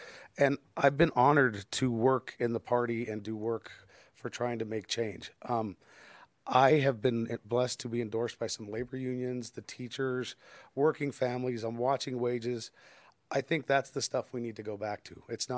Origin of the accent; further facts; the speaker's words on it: Denver, Colorado, United States; I've lived in the community since I was raised in Denver. I've lived here since I was 7, which was 42 years ago